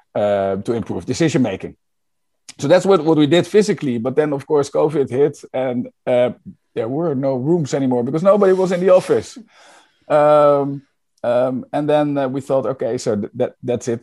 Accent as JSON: {"language": "English", "country": "Netherlands", "said": "I'm from the Netherlands"}